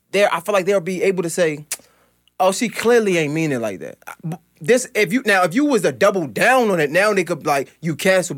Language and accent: English; Baltimore, Maryland, United States; I'm from Baltimore